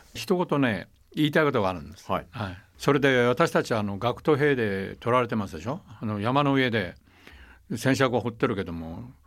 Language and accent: Japanese; Taiwan; 私は台湾生まれ台湾育ちですから